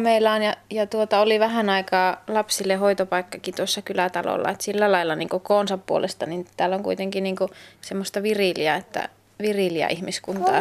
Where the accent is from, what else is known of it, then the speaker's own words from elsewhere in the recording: Rovaniemi, Lapland, Finland; moved away as an adult; also born or lived in Tornio / Posio; now in Sattanen, Finland; minä olen kotosi Rovaniemeltä itse